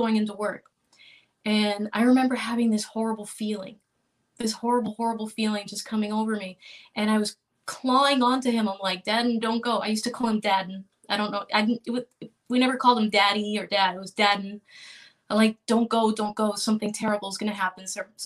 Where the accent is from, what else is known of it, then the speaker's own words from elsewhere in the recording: Miami, Florida, United States; moved away as an adult; now in Boston, United States; I'm Cuban American, and I grew up in Miami